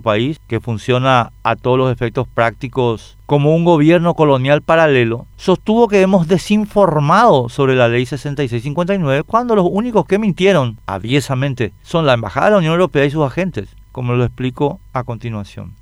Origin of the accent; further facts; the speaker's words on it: Paraguay; los paraguayos